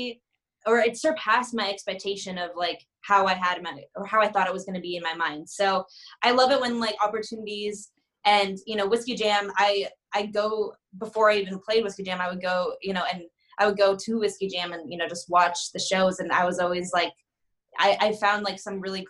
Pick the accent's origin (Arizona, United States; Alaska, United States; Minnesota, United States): Arizona, United States; moved away as an adult; now in California, United States; I'm originally from Arizona